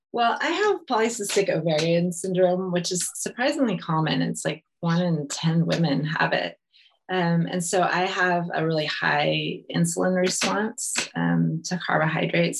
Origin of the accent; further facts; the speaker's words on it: California, United States; moved away as an adult; also born or lived in Italy; I'm from California